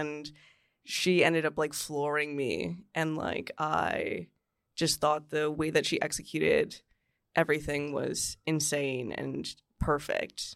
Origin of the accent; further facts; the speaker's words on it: Newmarket, Ontario, Canada; Newmarket, Ontario